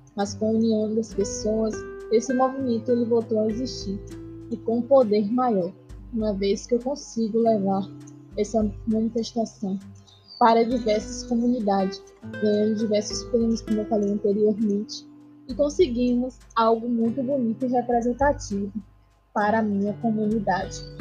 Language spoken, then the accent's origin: Portuguese; Irará, Bahia, Brazil; Eu sou do município de Irará, da comunidade do Candeal moura